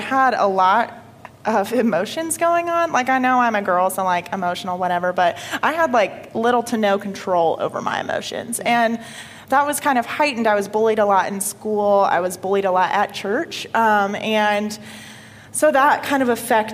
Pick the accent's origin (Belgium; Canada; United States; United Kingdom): United States; Paulding County, Georgia; also born or lived in Marietta, Georgia; Moved to good old Paulding County when I was about five to start grade school